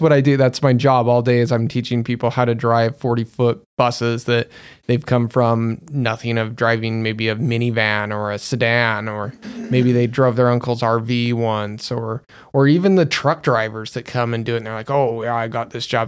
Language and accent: English; Magna, Utah, United States; Magna, where I'm from, is ghetto or poor or anything like